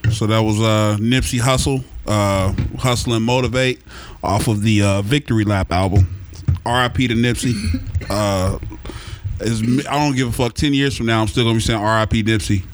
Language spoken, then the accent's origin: English; Oklahoma City, Oklahoma, United States; I grew up in Oklahoma City